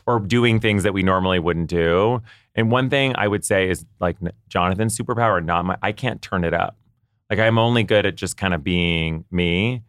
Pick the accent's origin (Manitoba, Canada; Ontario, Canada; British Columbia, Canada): Ontario, Canada; Ottawa; moved away; I grew up in Ottawa, Canada